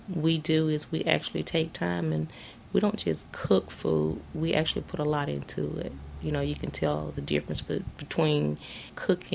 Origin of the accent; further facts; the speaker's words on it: the South, United States; we're from the South